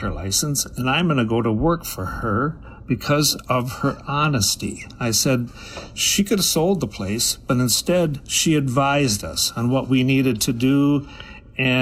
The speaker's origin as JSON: {"language": "English", "town": "Preston", "region": "Minnesota", "country": "United States", "tie": "born or raised there", "also_born_or_lived": "Chatfield", "said": "I grew up down in Preston"}